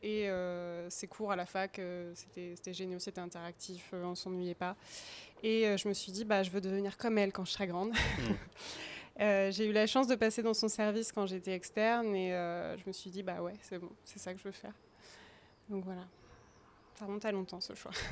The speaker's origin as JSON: {"language": "French", "town": "Bourges", "region": "Centre-Val de Loire", "country": "France", "also_born_or_lived": "Tours", "moved": "as an adult", "lives_now": "Angers, France", "said": "Je viens pas d'Angers, je viens de Bourges. Si on reprend vraiment aux racines, je viens de Bourges."}